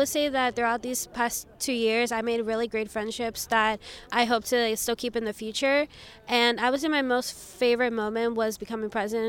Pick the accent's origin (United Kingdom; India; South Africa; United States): United States; New York City, New York; now in Willingboro, United States; I'm from Willowboro, New Jersey, but I'm originally from the Bronx in New York.